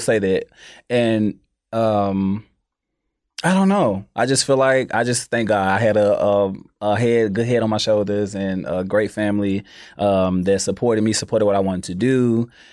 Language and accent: English; Memphis, Tennessee, United States; I am from North Memphis